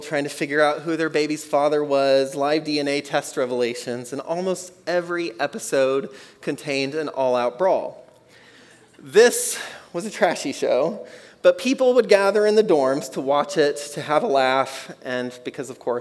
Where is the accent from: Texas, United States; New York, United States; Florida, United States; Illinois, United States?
Texas, United States; I grew up in Texas